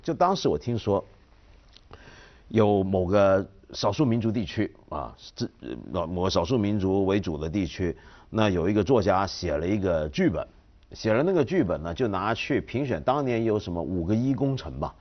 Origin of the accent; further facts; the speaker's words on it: China; 我们中国人